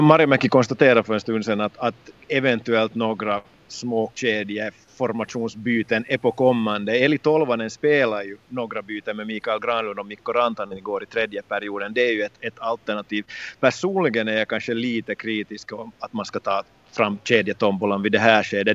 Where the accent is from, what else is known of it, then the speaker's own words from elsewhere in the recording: Loviisa, Uusimaa, Finland; under min barndom i Lovisa då jag tävlade för Lovisa Thor